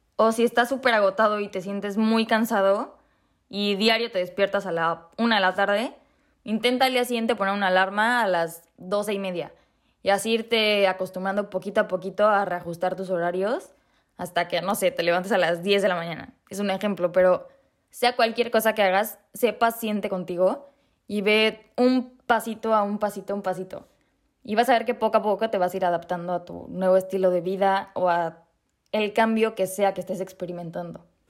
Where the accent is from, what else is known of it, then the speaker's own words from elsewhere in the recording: Mexico; moved away as an adult; now in Prague, Czech Republic; el 23 de enero me fui de México